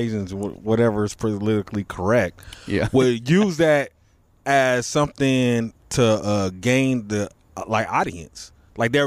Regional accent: Los Angeles, California, United States; I'm born and raised in South Central

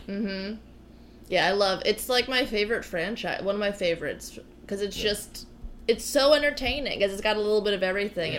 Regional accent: New Jersey, United States; I'm from New Jersey, where The Sopranos are

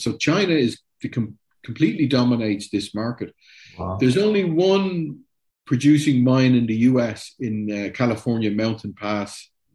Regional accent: Ireland; I'm Irish

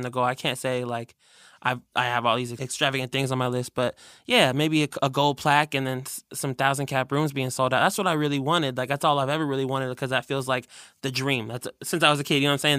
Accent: Burien, Washington, United States; technically it's outside of Seattle. It's where I grew up in Berrien

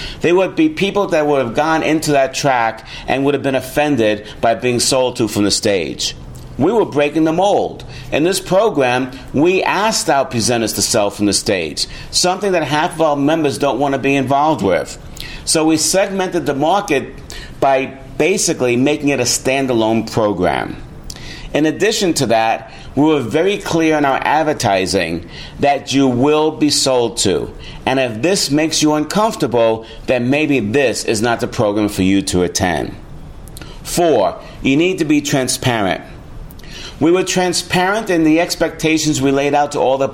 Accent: New York City, New York, United States; my hometown, New York City

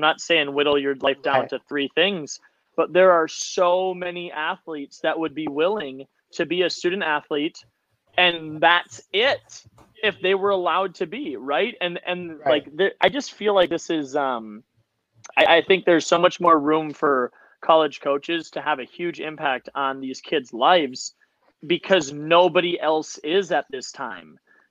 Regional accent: Minnesota, United States; I'm from Minnesota, right?

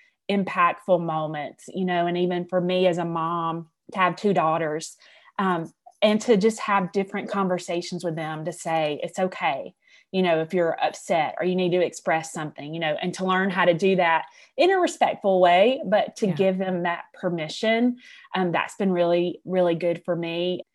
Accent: Alabama, United States; I am from Alabama. I graduated from the University of Alabama.

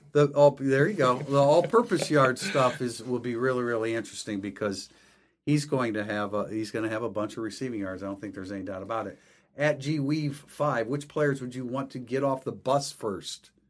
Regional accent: South Bend, Indiana, United States; you and I grew up in South Bend

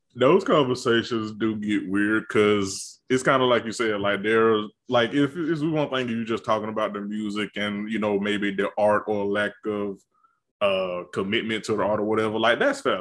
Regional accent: the rural South, United States; I'm a nigga from the country South

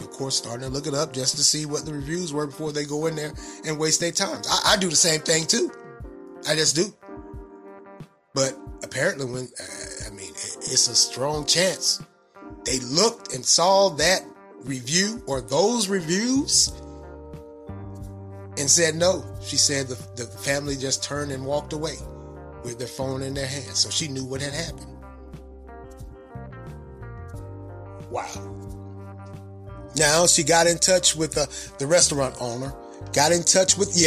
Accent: the South, United States; accent: country accent or southern accent; my country accent or southern accent

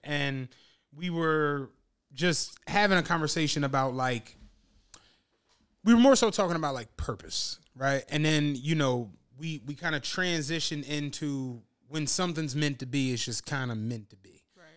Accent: Philadelphia, Pennsylvania, United States; I'm from Philly.

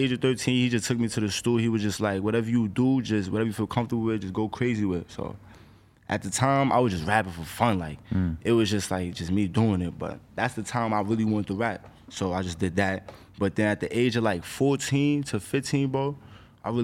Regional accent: New York City, New York, United States; I come from the Bronx

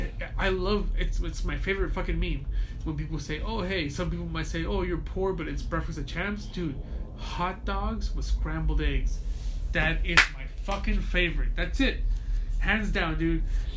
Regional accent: Compton, California, United States; also born or lived in Sinaloa, Mexico; now in Los Angeles, United States; My mom had to move to Mexico for a little bit. I grew up in Sinaloa. Fine. We came back. Oh, hey, we grew up in Compton. We moved to Gardena. We moved to L.A. And I currently live in the South Central.

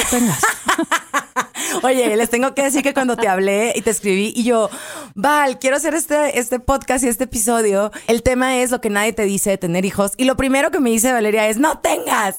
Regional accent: Culiacán, Sinaloa, Mexico; somos de Culiacán, muy pochos

